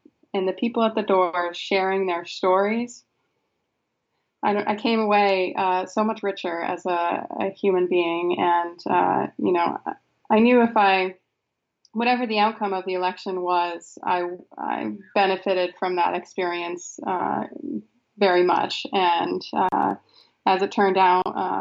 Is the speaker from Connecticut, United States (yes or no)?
no; Frenchville, Maine, United States; also born or lived in Belfast, Maine / Millinocket, Maine; I grew up in Frenchville, Maine. It's about 5 hours north of Belfast